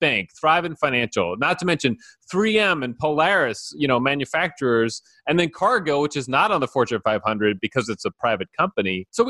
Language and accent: English; East Coast, United States; now in Minnesota, United States; I'm from the East Coast